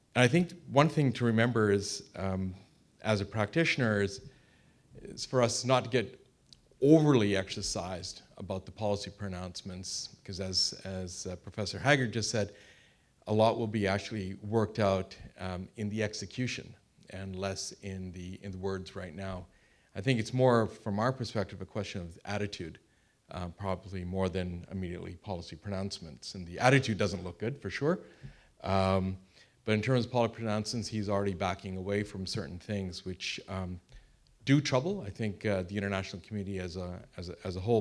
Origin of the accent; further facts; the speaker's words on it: Canada; I am Canadian